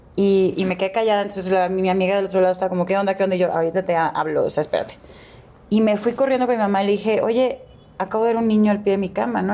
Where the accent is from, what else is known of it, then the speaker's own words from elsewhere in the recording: Guadalajara, Jalisco, Mexico; also born or lived in Houston, Texas, United States; nací em, en Houston, pero me crié en Guadalajara